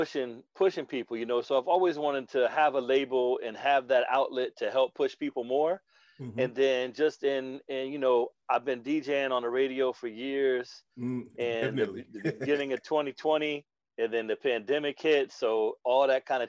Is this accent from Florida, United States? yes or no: yes; Tampa, Florida, United States; my hometown, Tampa